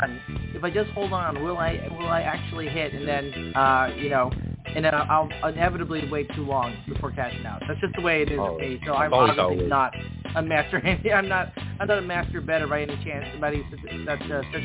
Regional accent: Chicago, Illinois, United States; I grew up in Chicago

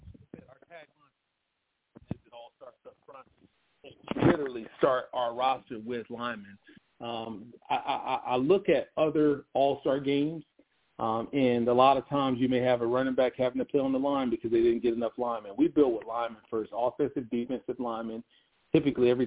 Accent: Rockledge, Florida, United States; now in Charlotte, United States; we're at Rockledge, Florida, my hometown

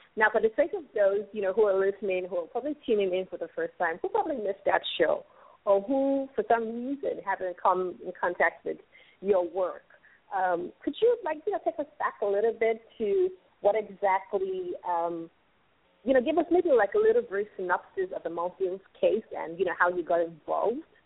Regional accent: Nigeria; also born or lived in Lagos, Nigeria

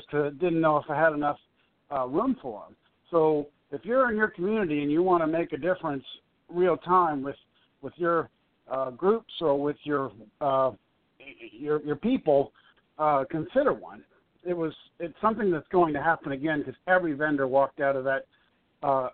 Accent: New Orleans, Louisiana, United States; I'm born and raised in New Orleans, but everybody calls me …

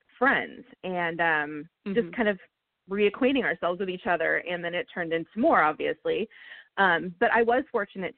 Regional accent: Pasadena, California, United States; I was born and raised around Pasadena, as was my husband

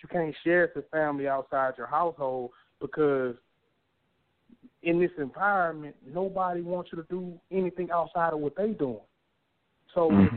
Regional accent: Beaumont, Texas, United States; also born or lived in Arkansas; growing up in Northridge Manor

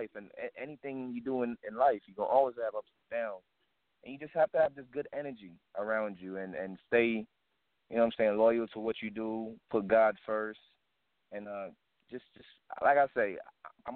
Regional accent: Kingston, Jamaica; also born or lived in South Central Los Angeles; now in Las Vegas, United States; when I came from Kingston, Jamaica, I was brought to South Central LA, and then the family decided to move to Las Vegas

